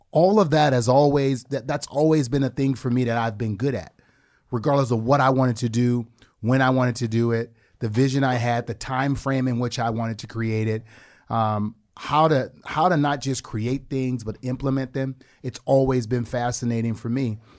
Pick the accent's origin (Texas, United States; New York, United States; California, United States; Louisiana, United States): Louisiana, United States; New Orleans; moved away; I came from the Desire Projects in the Ninth Ward of New Orleans.